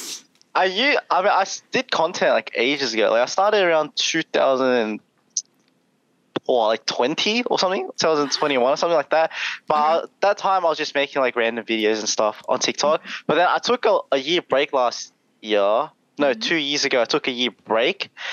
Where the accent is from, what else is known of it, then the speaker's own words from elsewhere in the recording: Melbourne, Victoria, Australia; I grew up in uh, Melbourne because everyone thinks I'm from Sydney in Australia. Well, I'm from Melbourne.